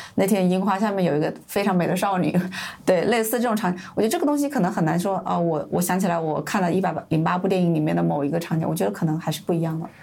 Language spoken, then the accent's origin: Chinese; China; moved away as an adult; also born or lived in Beijing; now in Tokyo, Japan; 我们是中国人